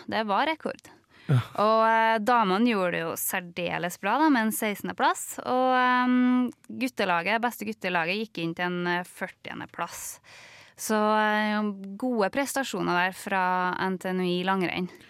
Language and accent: Norwegian; Levanger, Trøndelag, Norway; vi som er fra Levanger